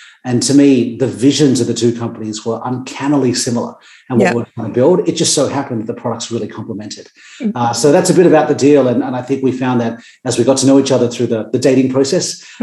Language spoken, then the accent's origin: English; Sydney, New South Wales, Australia; I grew up in Sydney, very close to where I live now. I grew up in Gordon